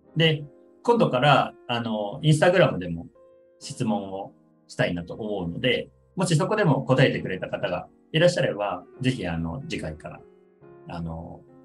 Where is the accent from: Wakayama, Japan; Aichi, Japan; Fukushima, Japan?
Aichi, Japan; moved away; 出身は愛知なので、で両親は愛知に住んでて